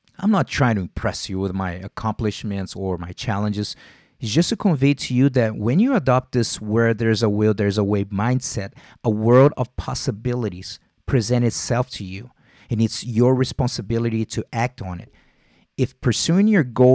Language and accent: English; Rio de Janeiro, Brazil; moved away; I'm born and raised in Vila Isabel